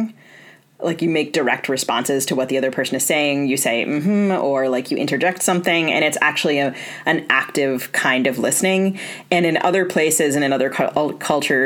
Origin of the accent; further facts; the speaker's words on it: East Coast, United States; I grew up on the East Coast